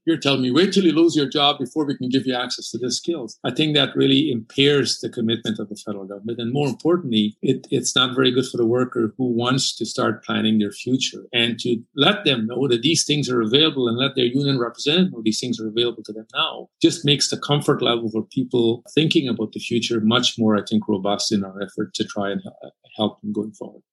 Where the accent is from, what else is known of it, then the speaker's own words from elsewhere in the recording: Canada; an immigrant who came to Canada and who grew up in this country